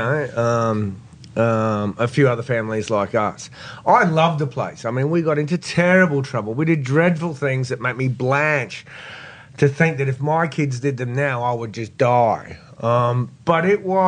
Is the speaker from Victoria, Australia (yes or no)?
no; Brisbane, Queensland, Australia; moved away as an adult; also born or lived in United States / Iraq; I grew up in Capera out near Fernie Grove.